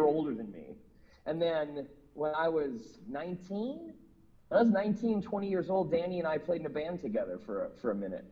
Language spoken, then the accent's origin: English; Minneapolis, Minnesota, United States; moved away as an adult; I moved away from Minneapolis when I was 21